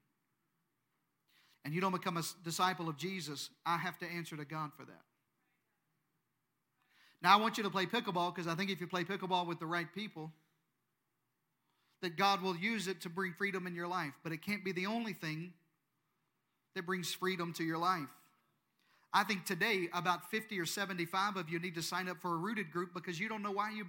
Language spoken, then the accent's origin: English; Eastern Arkansas, United States; moved away; I'm from Eastern Arkansas